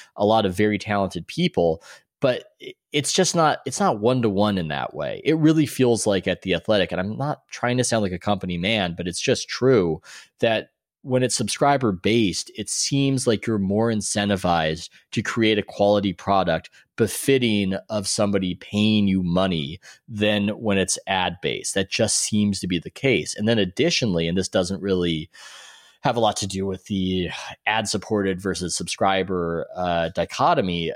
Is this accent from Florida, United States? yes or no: no; San Diego, California, United States; moved away as an adult; also born or lived in New York; now in Oakland, United States; I'm originally from San Diego